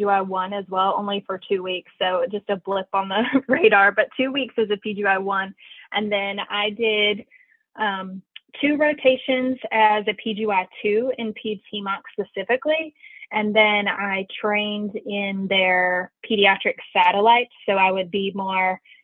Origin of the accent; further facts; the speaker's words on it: Kingsport, Tennessee, United States; moved away as an adult; also born or lived in Knoxville, Tennessee / Winston-Salem, North Carolina; now in Richmond, United States; I was born and raised in Kingsport, Tennessee